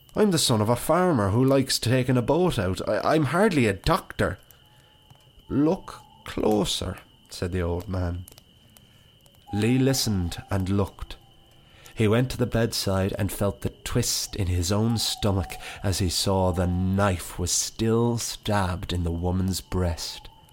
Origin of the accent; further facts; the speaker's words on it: Wicklow, County Wicklow, Ireland; moved away as an adult; now in Dublin, Ireland; my hometown